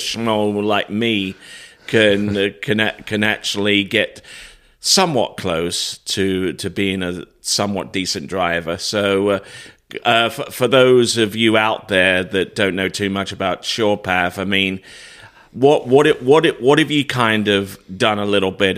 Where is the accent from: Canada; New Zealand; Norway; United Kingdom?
United Kingdom; moved away; I'm originally from the United Kingdom